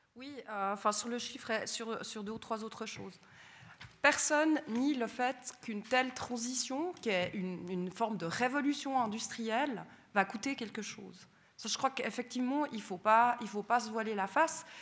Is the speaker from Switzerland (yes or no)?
yes; Sainte-Croix, Vaud, Switzerland; notre joli Jura, je suis originaire de Sainte-Croix